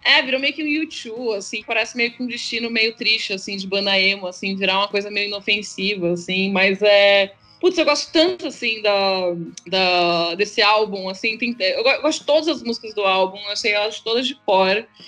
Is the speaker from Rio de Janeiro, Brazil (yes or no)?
no; São Paulo, Brazil; eu sou de São Paulo, nasci em São Paulo